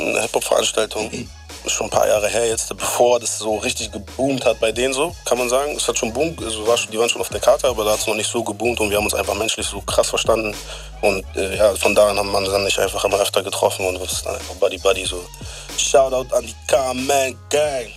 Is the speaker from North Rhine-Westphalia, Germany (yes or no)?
no; Bremen, Germany; Ich komme aus Bremen